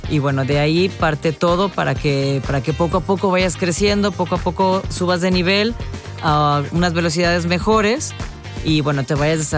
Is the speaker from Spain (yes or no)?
no; Veracruz, Mexico; La verdad es un orgullo como jarocha, un orgullo también como mexicana estar en el automovilismo, ser la primera mujer, eh, bueno, veracruzana